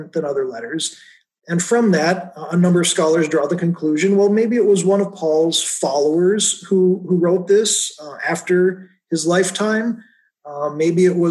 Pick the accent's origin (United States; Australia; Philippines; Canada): United States; also born or lived in Williamsburg, Iowa; as an American